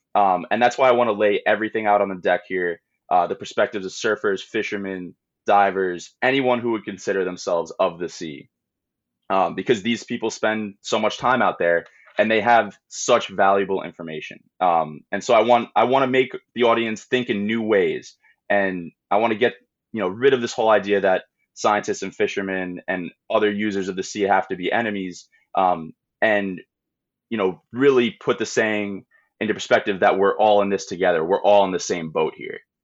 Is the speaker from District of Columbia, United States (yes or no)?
no; Long Island, New York, United States; I grew up on Long Island